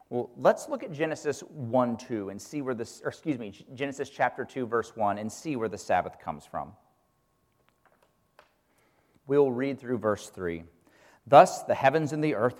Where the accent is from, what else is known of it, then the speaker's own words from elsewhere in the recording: Kansas, United States; when I was a kid growing up in Kansas